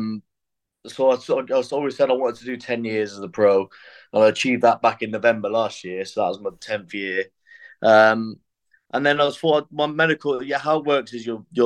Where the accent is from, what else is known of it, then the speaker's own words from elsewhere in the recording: Forest of Dean, South West England, United Kingdom; now in Bristol, United Kingdom; I'm from the Forest of Dean, but I reside in Bristol.